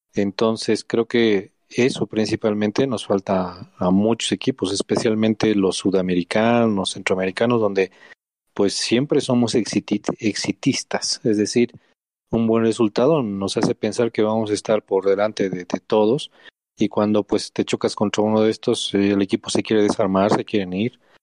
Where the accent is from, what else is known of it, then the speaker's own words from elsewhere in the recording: Bolivia; somos bolivianos